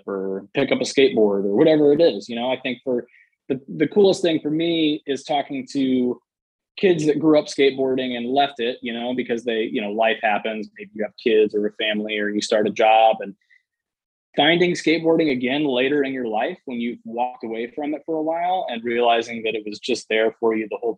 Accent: Indianapolis, Indiana, United States; now in Los Angeles, United States; my hometown skate shop in Indianapolis

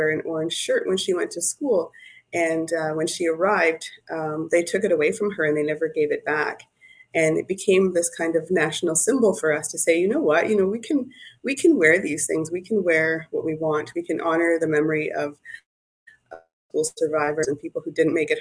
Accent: Sudbury, Ontario, Canada; also born or lived in Manitoulin Island; I grew up in the urban environment in the city of Sudbury.

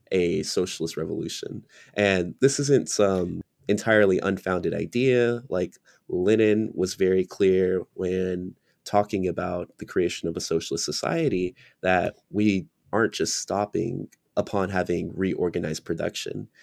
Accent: United States; I was born and raised in America

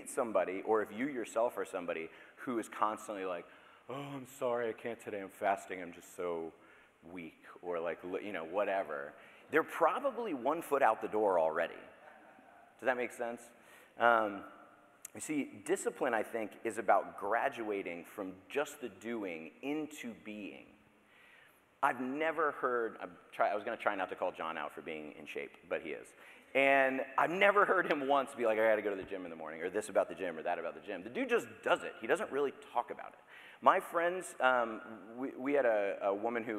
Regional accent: Daytona Beach, Florida, United States; I grew up in Daytona Beach, Florida

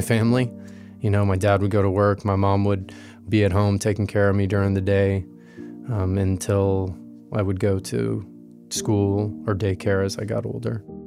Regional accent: West Coast, Florida, United States; I grew up in Florida on the West Coast

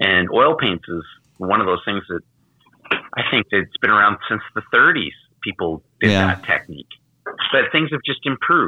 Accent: Canada; I'm a Canadian, and I can definitely state that.

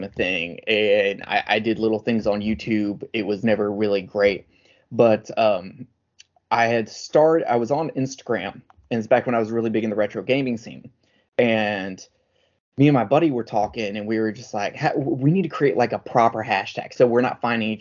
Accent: United States; I'm the American version

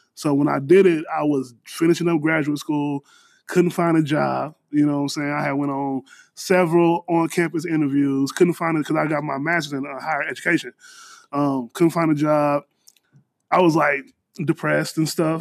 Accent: Danville, Illinois, United States; moved away as an adult; also born or lived in Chicago, Illinois; now in Houston, United States; born born and raised in Danville, moved to Chicago

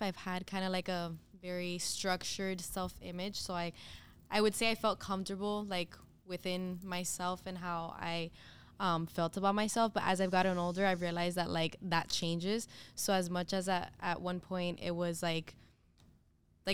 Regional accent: Miami, Florida, United States; I'm also from Miami

